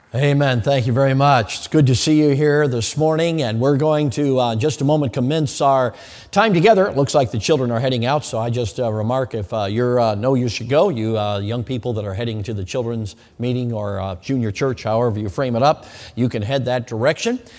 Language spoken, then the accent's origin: English; Chicago, Illinois, United States; moved away; I grew up in Chicago